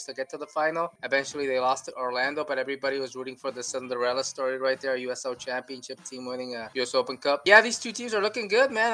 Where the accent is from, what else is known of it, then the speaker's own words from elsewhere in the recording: Mexico; moved away; I grew up in Mexico